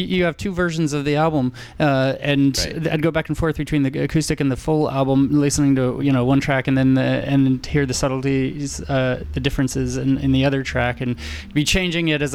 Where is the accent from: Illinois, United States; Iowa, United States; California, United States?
California, United States; Napa; I grew up in Napa and I live in Napa again now